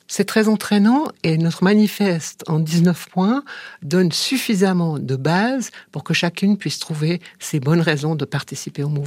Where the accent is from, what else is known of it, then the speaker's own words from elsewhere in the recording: Valais, Switzerland; Puis mais moi, je suis valaisanne, moi aussi, moi aussi.